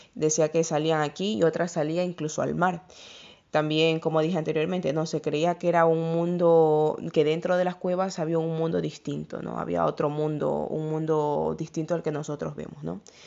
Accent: Ecuador; el país de donde yo soy, de Ecuador

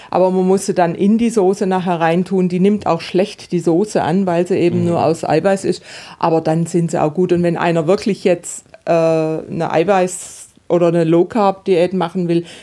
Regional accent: Baden-Württemberg, Germany; Und da gibt es, also ich komme ja aus dem Südbadischen und im Südbadischen gibt es die Bubespitzle

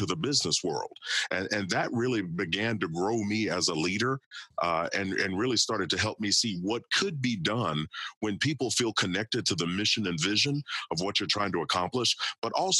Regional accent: Kentucky, United States; I grew up in Kentucky and played football, wrestled, played baseball there

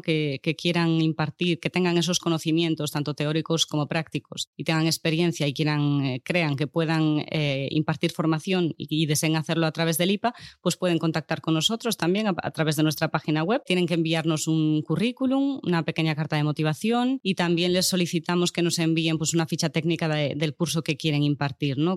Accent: Lugo, Galicia, Spain; now in Barcelona, Spain; yo soy de Lugo

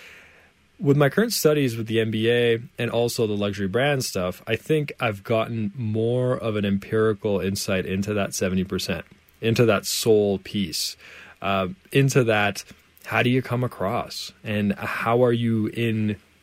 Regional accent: Canada; I'm from Canada, of course. And so for me, Canada is home.

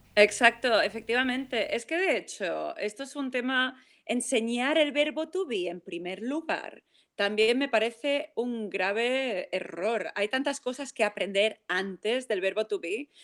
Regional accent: Palma, Balearic Islands, Spain; He nacido en Palma de Mallorca y mi madre es inglesa. Tengo la suerte que siempre mi madre me ha hablado en inglés. Me he criado en un ambiente internacional, me he criado en un hotel

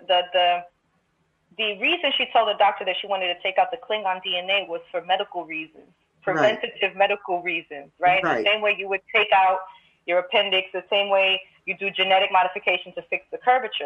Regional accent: New York City, New York, United States; both of my parents are Dominican, but I grew, I grew up in Crown Heights, Brooklyn

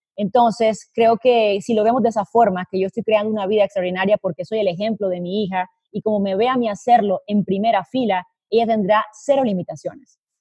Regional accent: Colombia; now in Madrid, Spain; nací en Colombia, eh, pero hice cuentas esta semana y me di cuenta que llevo viviendo en el exterior más tiempo del que viví en Colombia

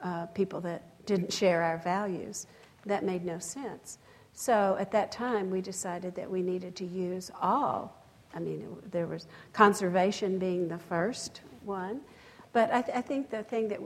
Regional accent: West Texas, United States; I come from West Texas where there's cotton fields and windmills everywhere

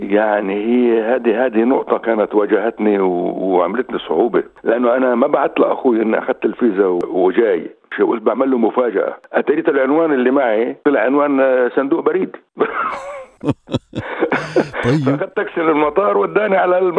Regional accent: Jerusalem, Palestine; moved away as an adult; also born or lived in Ein Karem / Jenin / Amman / Aqaba; now in Sydney, Australia; أنا من بلدة عين كارم اللي هي قضاء القدس فطبعا آه، ترعرعت بالقدس وكبرت

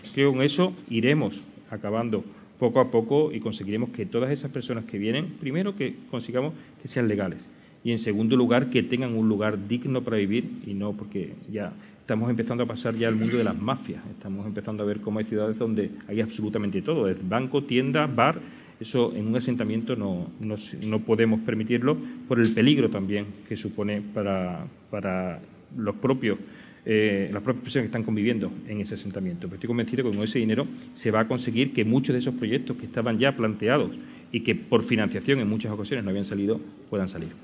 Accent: Province of Huelva, Andalusia, Spain; soy un apasionado de mi tierra, de esta tierra, y me atrapa cada rincón cada vez que en esos 20 años pues, hemos estado recorriendo nuestra provincia

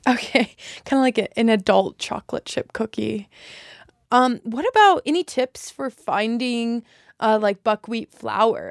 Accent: Wyoming, United States; moved away as an adult; also born or lived in Alaska / Washington, D.C.; now in West Virginia, United States; I'm originally from Wyoming, and I grew up in a small town, uh, surrounded by the mountains

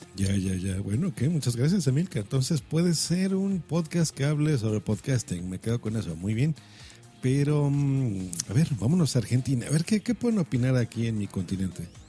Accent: Mexico; aquí en mi país, en México

